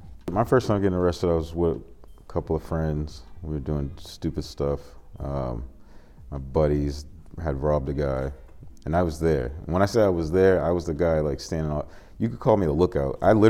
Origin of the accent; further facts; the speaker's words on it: Boston, Massachusetts, United States; I grew up in Dorchester, so I went to school in Mecco, which bused inner city kids to suburb schools.